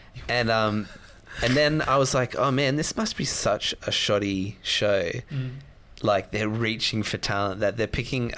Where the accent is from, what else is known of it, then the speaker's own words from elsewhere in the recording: Sydney, New South Wales, Australia; I'm from Sydney